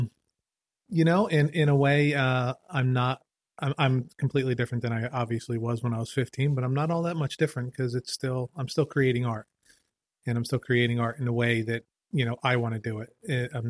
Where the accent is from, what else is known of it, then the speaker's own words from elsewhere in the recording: Trenton, New Jersey, United States; growing up in Trenton